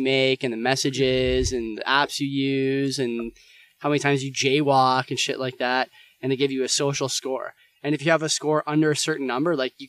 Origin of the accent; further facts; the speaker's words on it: Canada; It's like your parents did it, and you learn about it in history books, and it's like part of being a Canadian or whatever, right?